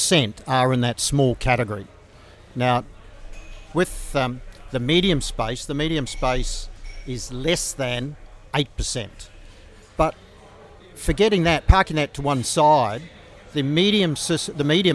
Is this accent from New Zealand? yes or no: yes; New Zealand; moved away as an adult; now in Australia; I'm originally from New Zealand. That was many, many years ago. Come from a farming area